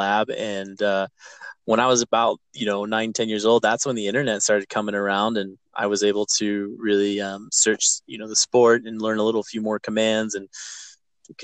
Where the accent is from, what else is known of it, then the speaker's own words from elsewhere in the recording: Park City, Utah, United States; So I grew up in Park City, and I've been running sled dogs since I was 8 years old.